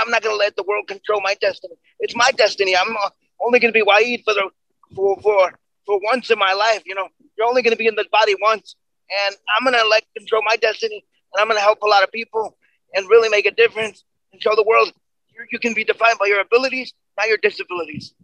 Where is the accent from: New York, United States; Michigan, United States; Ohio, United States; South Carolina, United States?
New York, United States; We're, we're both from New York